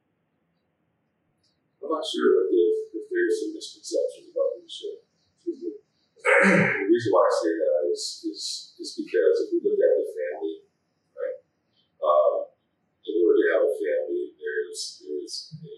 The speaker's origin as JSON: {"language": "English", "town": "Los Angeles", "region": "California", "country": "United States", "tie": "born or raised there", "said": "I was born in Los Angeles."}